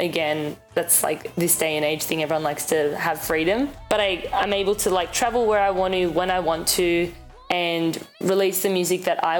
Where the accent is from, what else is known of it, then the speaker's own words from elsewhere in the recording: Sydney, New South Wales, Australia; now in Toronto, Canada; I grew up in Sydney, Australia